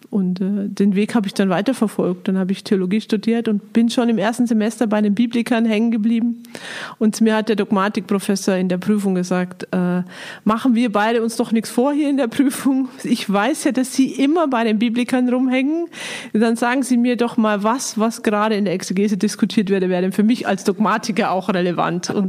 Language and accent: German; Bavaria, Germany; Ich komme aus Niederbayern und äh, so richtig barock-katholisch niederbayerisch bin ich aufgewachsen, habe aber einen Münsteraner Vater, von daher habe ich noch ein bisschen was Norddeutsches bekommen und äh, ich war da einfach in der, in einem Dorf bin ich aufgewachsen